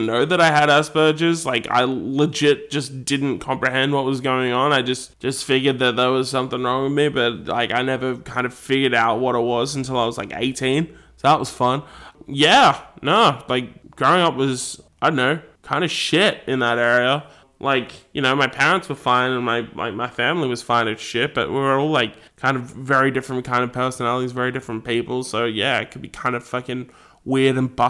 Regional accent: Nowra, New South Wales, Australia; moved away; also born or lived in Cambewarra; Fuck Nowra, fuck my hometown

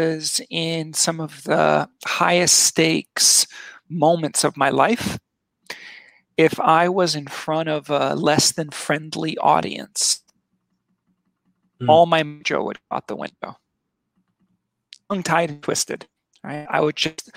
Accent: Switzerland; moved away; I grew up in Switzerland as a kid. My father worked for Nestle, right? He ran a chocolate factory.

